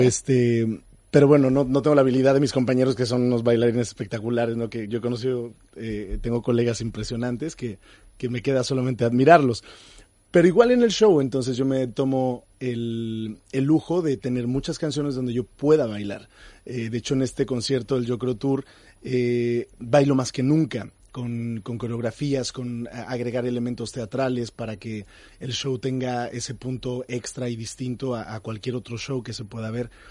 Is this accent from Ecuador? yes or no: no; Mexico; como mexicano